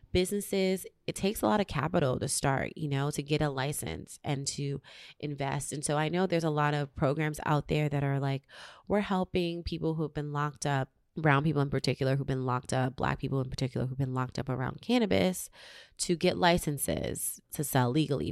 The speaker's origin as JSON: {"language": "English", "town": "New York City", "region": "New York", "country": "United States", "tie": "born or raised there", "moved": "as an adult", "lives_now": "Los Angeles, United States", "said": "In New York City, my hometown"}